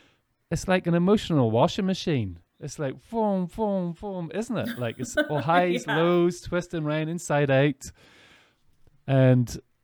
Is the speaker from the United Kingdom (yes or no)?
no; Ireland; We don't want it to be that, especially I'm coming from Ireland as well.